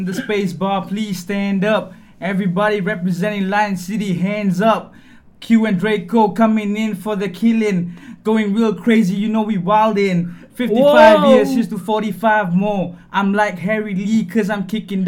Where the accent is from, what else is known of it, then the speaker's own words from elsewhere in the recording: Singapore; we're Singaporean